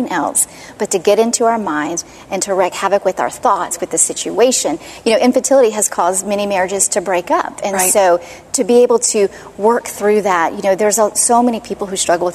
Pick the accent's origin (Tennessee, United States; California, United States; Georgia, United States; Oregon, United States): Georgia, United States; East Cobb; also born or lived in London; I was born in East Cobb. So I've lived in Georgia my whole life until the Lord took us to London for 2 years